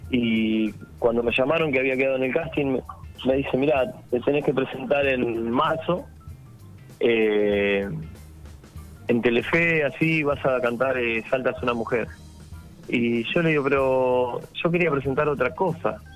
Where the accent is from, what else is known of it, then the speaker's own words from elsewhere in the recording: La Plata, Buenos Aires Province, Argentina; Mira, eh, yo soy platense y un día voy a ver una banda allá en La Plata